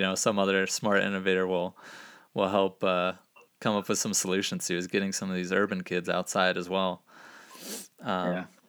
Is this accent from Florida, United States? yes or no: yes; Gainesville, Florida, United States; growing up in Gainesville, Florida